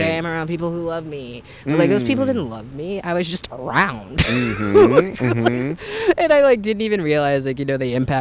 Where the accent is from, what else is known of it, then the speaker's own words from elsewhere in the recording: San Francisco, California, United States; also born or lived in Portland; I'm born and raised in San Francisco.